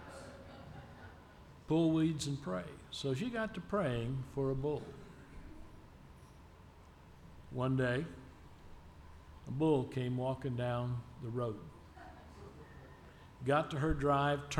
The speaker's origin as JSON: {"language": "English", "town": "Phoenix", "region": "Arizona", "country": "United States", "tie": "born or raised there", "said": "I was born and raised in Phoenix, Arizona, my family is from Smiley."}